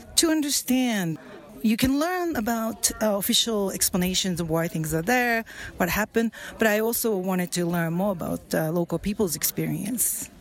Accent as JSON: {"language": "English", "region": "Tokyo", "country": "Japan", "tie": "born or raised there", "moved": "yes", "lives_now": "San Francisco, United States", "said": "I grew up in Tokyo"}